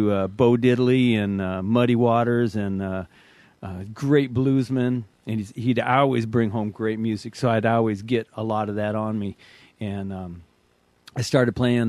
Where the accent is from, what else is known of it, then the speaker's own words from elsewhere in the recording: Tacoma, Washington, United States; I was raised in the Northwest